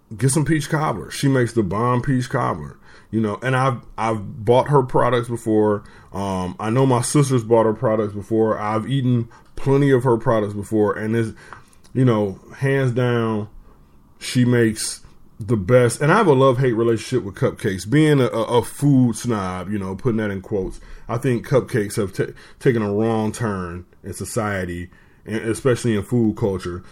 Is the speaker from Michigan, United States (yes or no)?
yes; Detroit, Michigan, United States; I am from Detroit